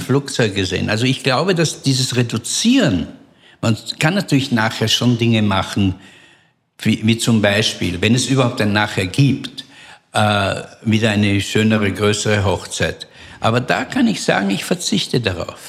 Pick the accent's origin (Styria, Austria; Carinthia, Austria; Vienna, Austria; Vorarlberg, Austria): Vienna, Austria; in Wien ähm, wo ich aufgewachsen bin